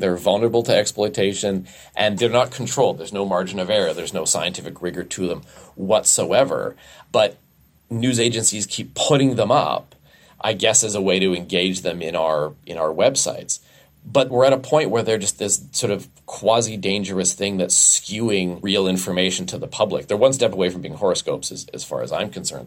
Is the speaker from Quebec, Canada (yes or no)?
no; Alberta, Canada; I was raised in Alberta